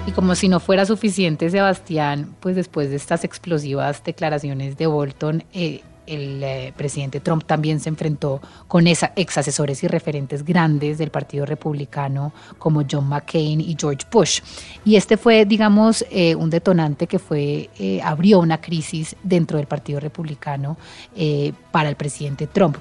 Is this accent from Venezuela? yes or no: no; Colombia; como colombianos